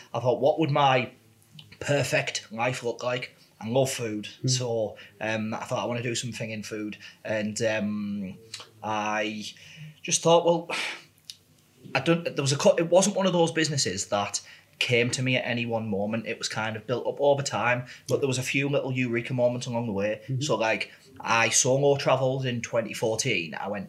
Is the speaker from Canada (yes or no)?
no; Middlesbrough, North East England, United Kingdom; Yeah, so I grew up in Pannister Park in Borough, went to St. Alphonsus Primary School and St. David's Secondary School.